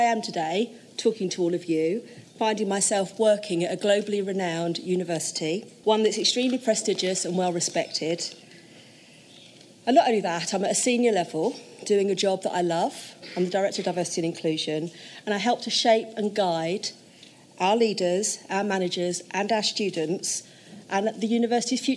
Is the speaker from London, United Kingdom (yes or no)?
yes; London, United Kingdom; I was born in Tottenham